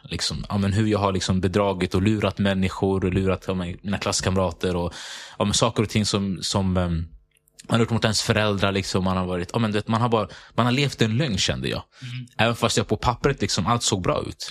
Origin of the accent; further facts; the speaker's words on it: Sundbyberg, Stockholm County, Sweden; jag är född och uppväxt i Hallonbergen.